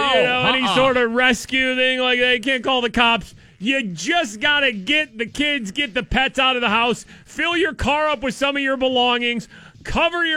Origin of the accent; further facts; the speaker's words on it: Pittsburgh, Pennsylvania, United States; moved away; I'm from Pittsburgh.